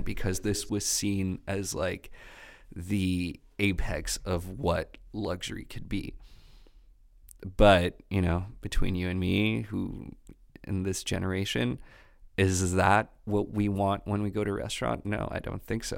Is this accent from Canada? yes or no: yes; Quebec, Canada; accent: Quebecois; my Quebecois accent